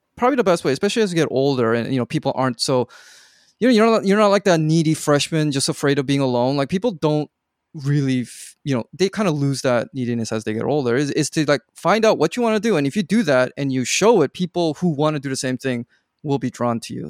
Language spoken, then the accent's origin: English; Vancouver, British Columbia, Canada; moved away as an adult; also born or lived in Korea; I grew up in Vancouver, but then I went off for college quite far away, and then my parents moved back to Korea